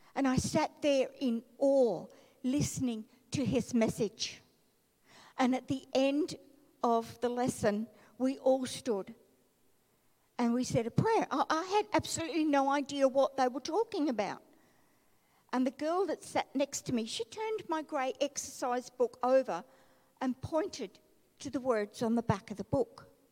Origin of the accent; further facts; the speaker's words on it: Melbourne, Victoria, Australia; growing up in Melbourne and being a chronic asthmatic and a very skinny, tiny child